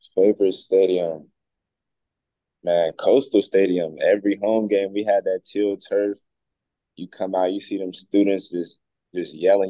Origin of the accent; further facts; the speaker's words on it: High Point, North Carolina, United States; moved away as an adult; now in Seattle, United States; I'm from High Point, North Carolina